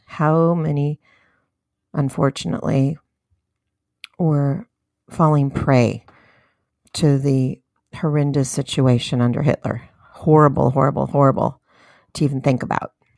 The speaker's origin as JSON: {"language": "English", "country": "United States", "said": "know your rights as an American citizen."}